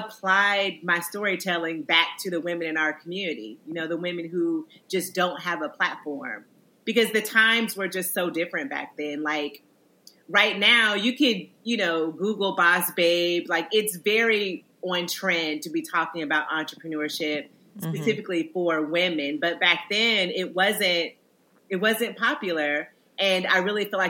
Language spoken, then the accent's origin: English; Indiana, United States; moved away as an adult; also born or lived in Illinois; now in New York, United States; a little brown girl growing up in Indiana